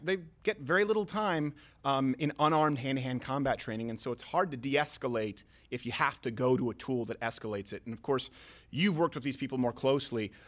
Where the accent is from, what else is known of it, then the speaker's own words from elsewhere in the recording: Canada; now in United States; I'm French Canadian